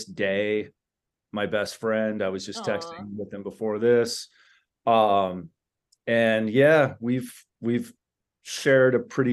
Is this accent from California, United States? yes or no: yes; La Crescenta, California, United States; also born or lived in New York City / Miami, Florida; I was born in New York City, moved when I was young, like 4 years old, to Miami, Florida. And then we moved out here right before the sixth grade for me, which I think was like 1990 thereabouts. I grew up in La Crescenta